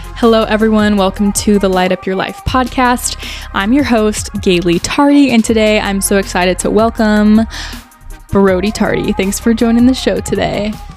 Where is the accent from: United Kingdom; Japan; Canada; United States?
United States; growing up in America